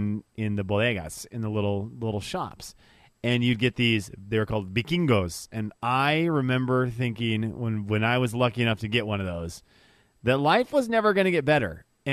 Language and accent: English; Venezuela; moved away; growing up in the Venezuela